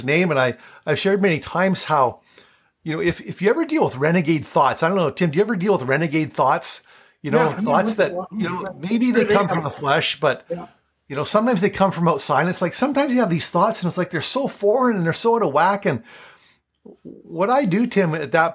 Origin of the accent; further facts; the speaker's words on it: Flin Flon, Manitoba, Canada; I'm from Flin Flon.